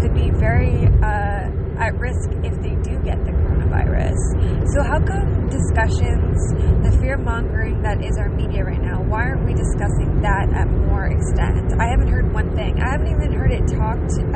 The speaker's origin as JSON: {"language": "English", "country": "Canada", "said": "I didn't earn being a Canadian"}